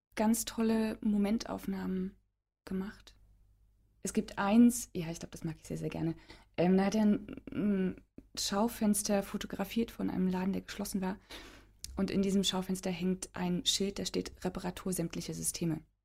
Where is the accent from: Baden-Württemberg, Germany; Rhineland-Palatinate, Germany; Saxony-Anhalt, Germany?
Saxony-Anhalt, Germany; Halle; moved away as an adult; also born or lived in London; Ich bin in Halle-Saale geboren